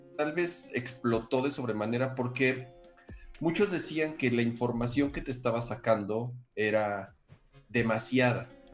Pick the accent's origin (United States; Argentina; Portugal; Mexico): Mexico; como mexicanos